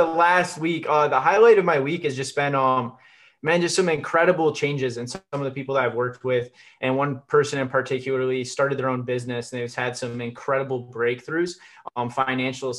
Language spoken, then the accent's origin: English; Michigan, United States; I was born in Michigan